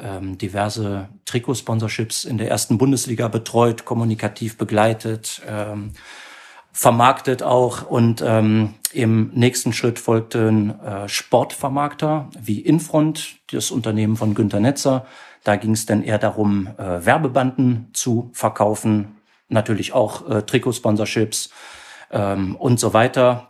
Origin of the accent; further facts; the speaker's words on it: Mönchengladbach, North Rhine-Westphalia, Germany; geboren in Mönchengladbach, auch dort aufgewachsen